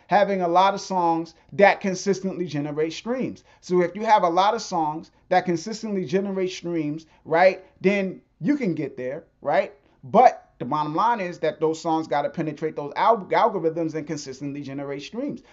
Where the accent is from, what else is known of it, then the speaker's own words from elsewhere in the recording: New York, United States; moved away; I grew up in New York